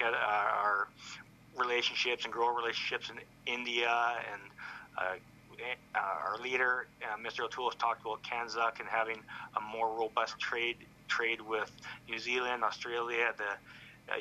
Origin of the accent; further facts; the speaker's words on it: Canada; I did grow up as a Canadian